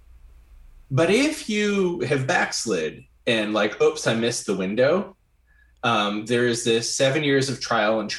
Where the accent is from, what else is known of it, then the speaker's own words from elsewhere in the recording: Grand Rapids, Michigan, United States; I grew up in Grand Rapids, Michigan, in a sea of Dutch people